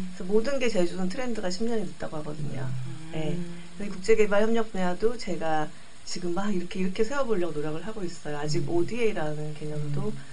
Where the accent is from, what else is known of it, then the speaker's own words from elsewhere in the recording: Jeju, South Korea; also born or lived in Seoul; 제 고향인 제주를 너무 사랑해요